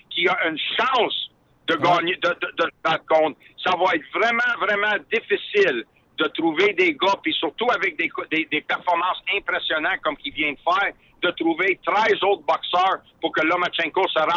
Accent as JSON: {"language": "French", "region": "Quebec", "country": "Canada", "said": "moi, un petit gars de Québec là, qui, est passionné par la boxe"}